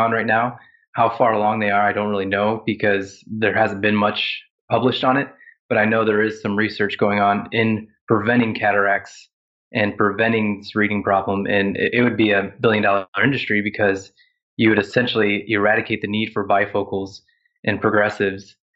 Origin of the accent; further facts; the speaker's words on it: Ohio, United States; now in South Carolina, United States; And I grew up in Ohio, which is in the northern half of the United States.